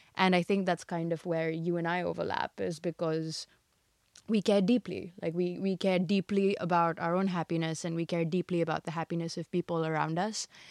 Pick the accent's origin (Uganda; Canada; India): India; moved away as an adult; also born or lived in United States / China; I was born and raised in India, and above everything else, I'm Indian